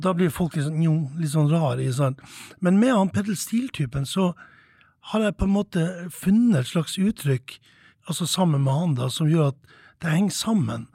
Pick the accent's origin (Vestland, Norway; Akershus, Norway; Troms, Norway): Troms, Norway; Tromsø; moved away as an adult; now in Oslo, Norway; Når jeg vokste opp her i Tromsø